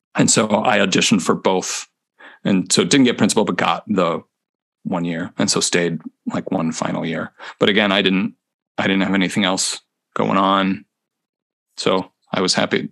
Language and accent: English; near Chicago, Illinois, United States; moved away as an adult; also born or lived in Cincinnati, Ohio / Houston, Texas / Honolulu, Hawaii / Corpus Christi, Texas; now in Minneapolis, United States; I'm from the Midwest